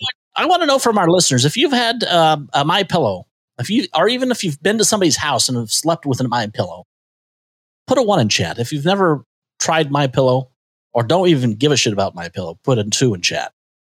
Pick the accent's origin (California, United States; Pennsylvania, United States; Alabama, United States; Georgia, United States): California, United States; maybe it's because I'm from California.